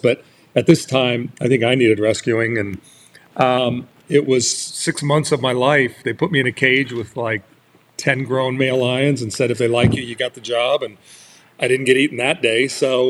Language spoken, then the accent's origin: English; Orange County, California, United States; I was growing up in Orange County at that time, Newport Beach, Costa Mesa